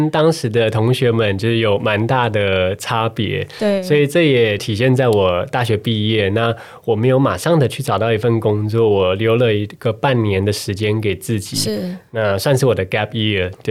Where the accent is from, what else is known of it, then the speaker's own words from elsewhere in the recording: Taiwan; 他们知道我从台湾来以后